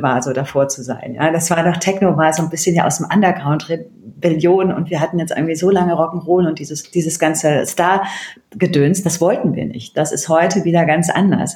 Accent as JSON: {"language": "German", "town": "Bergisch Gladbach", "region": "North Rhine-Westphalia", "country": "Germany", "tie": "born or raised there", "also_born_or_lived": "Berlin", "moved": "as an adult", "said": "bin aufgewachsen in Köln, in der Nähe von Köln, in Bergisch Gladbach"}